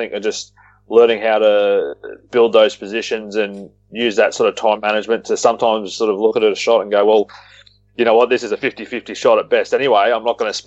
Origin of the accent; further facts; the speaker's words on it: Australia; we're Aussie